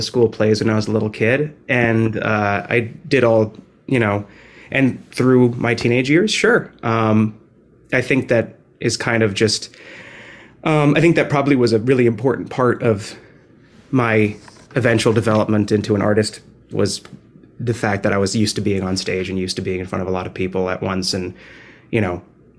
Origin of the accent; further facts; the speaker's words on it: New Jersey, United States; now in New York, United States; No, I'm originally from New Jersey, but I live